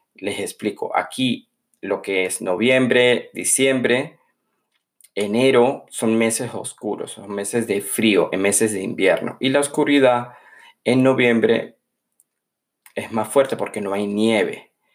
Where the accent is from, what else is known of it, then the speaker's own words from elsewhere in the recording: San Cristóbal, Táchira, Venezuela; moved away as an adult; now in Norway; a mi ciudad natal, San Cristóbal